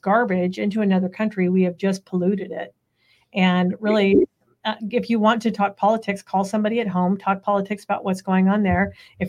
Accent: Central California, United States; I grew up in Central California my entire life, lots of agriculture, lots of farming, all of that stuff, not like what people think of California.

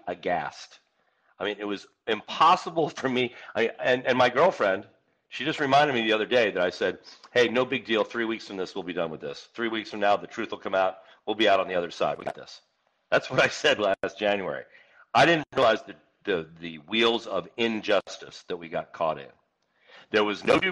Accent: Northeast, United States; moved away; I grew up back in the Northeast

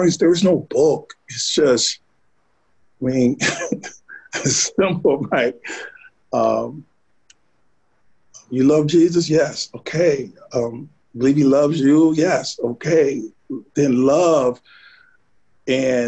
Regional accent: Sardis, United States; I'm from Sardis

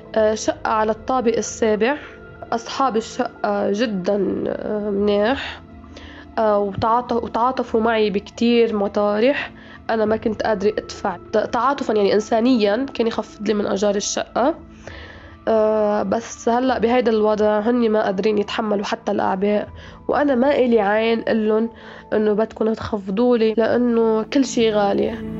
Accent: Al-Marj, Beqaa, Lebanon; moved away as an adult; now in Beirut, Lebanon; ولدت وترعرعت بمنطقة البقاع الغربي بضيعة صغيرة اسمها المرج

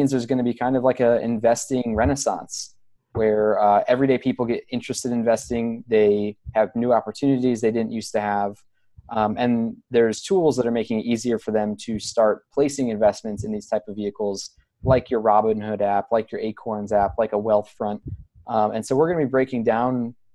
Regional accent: Toledo, Ohio, United States; moved away; I'm in your neck of the woods now over in Toledo, which is my hometown

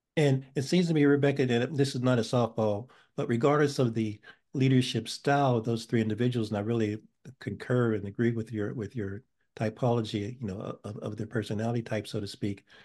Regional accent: Pittsburgh, Pennsylvania, United States; now in New Haven, United States; I was born in Pittsburgh and and I uh, came here in 1971, so I'm still so somewhat of a transplant

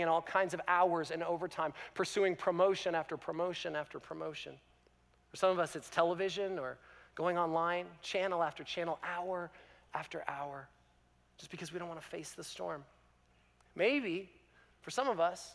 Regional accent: Canada; as a Canadian

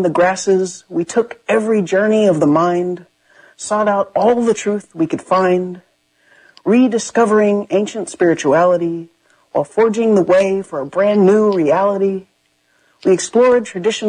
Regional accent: Enid, Oklahoma, United States; also born or lived in Germany / Texas / Louisiana / Vallejo, California; from my house, where I grew up in Oklahoma

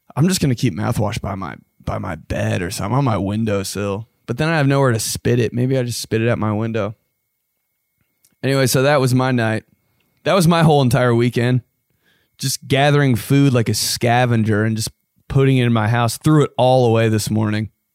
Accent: Indiana, United States; I was from Indiana

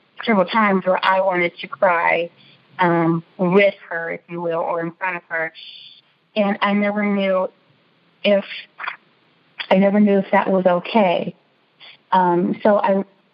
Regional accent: Chicago, Illinois, United States; the house that we grew up in Chicago

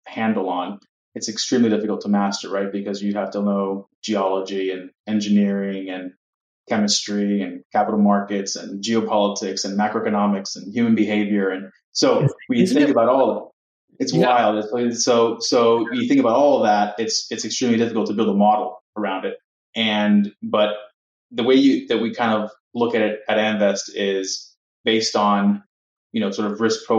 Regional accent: Miami, Florida, United States; moved away as an adult; now in New York City, United States; I was born and raised in Miami, Florida, Cuban parents, and I moved to New York City shortly after graduating university in 2008

